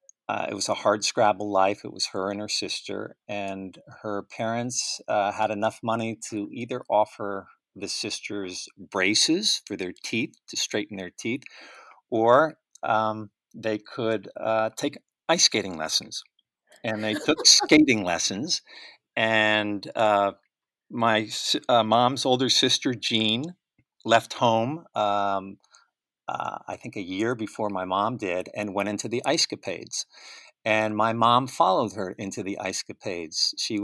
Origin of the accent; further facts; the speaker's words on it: Old Greenwich, Connecticut, United States; I grew up in Old Greenwich, Connecticut.